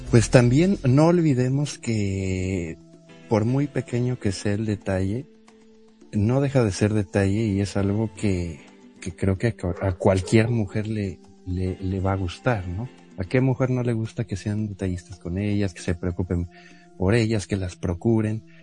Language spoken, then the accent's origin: Spanish; Mexico City, Mexico; yo tengo 39 años, soy de la Ciudad de México